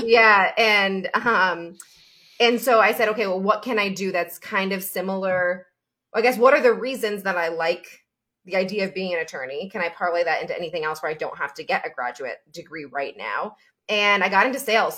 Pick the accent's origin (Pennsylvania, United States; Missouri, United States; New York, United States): New York, United States; Albany; also born or lived in Florida; now in Chicago, United States; upstate New York, Albany, New York specifically, so the Hudson Valley area